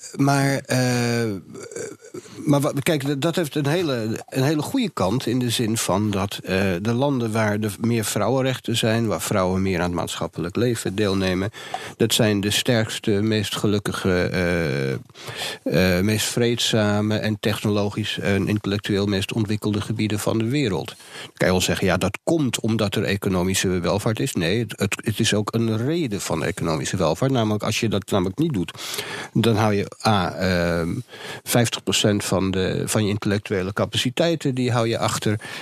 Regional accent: Amsterdam, North Holland, Netherlands; als Jordanees zijnde

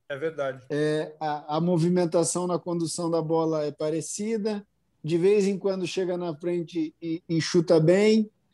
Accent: Brazil; a gente é brasileiro realmente

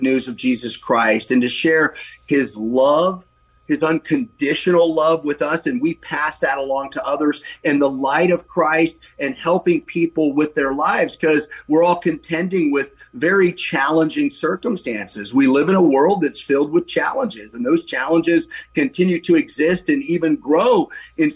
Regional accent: Novato, California, United States; also born or lived in San Francisco / South San Francisco / Italy; I helped move our family up to Novato when I was 2 years old back in 1961, and have spent the rest of my life mainly in Novato, believe it or not, growing up here

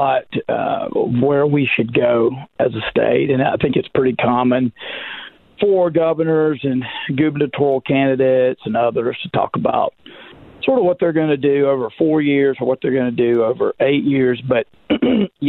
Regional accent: Magnolia, Arkansas, United States; growing up in Magnolia or Camden, Magnolia for me, Camden like my wife

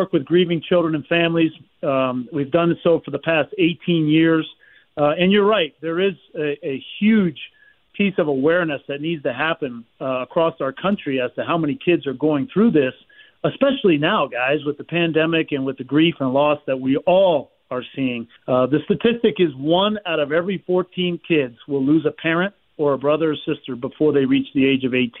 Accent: Miami, Florida, United States; my hometown there in Miami

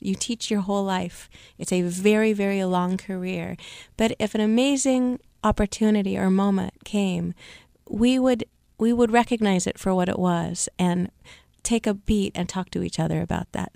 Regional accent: Seattle, Washington, United States; I grew up in Seattle, Washington

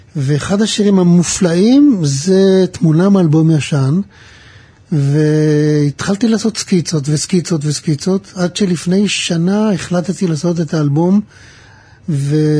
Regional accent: Pardes Hanna-Karkur, Haifa District, Israel; also born or lived in Mishmarot; אני נולדתי במשמרות, וגדלתי בפרדס חנה

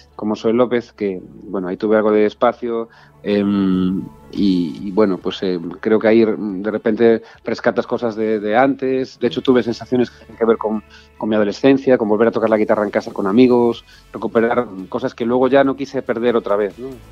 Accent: Galicia, Spain; moved away as an adult; also born or lived in Buenos Aires, Argentina; mi tierra, que, mi casa

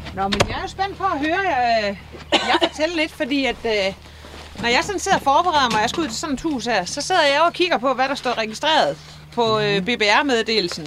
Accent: Ebeltoft, Central Denmark Region, Denmark; Jeg har i hvert fald haft hele min opvækst her i Æbeltoft, og har boet her siden 82

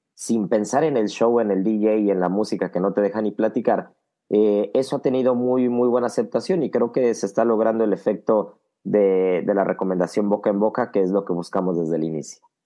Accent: Mexico City, Mexico; moved away as an adult; now in Miami, United States; todos los que venimos de la Ciudad de México o de México en general

